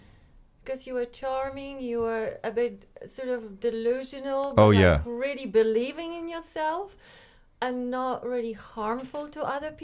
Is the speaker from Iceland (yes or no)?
yes; Iceland; Yes, I am from Iceland.